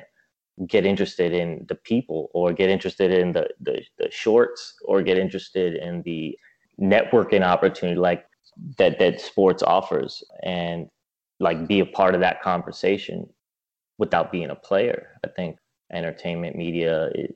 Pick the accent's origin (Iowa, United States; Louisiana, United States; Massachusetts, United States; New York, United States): New York, United States; for an American like me, like if I'm coming from New York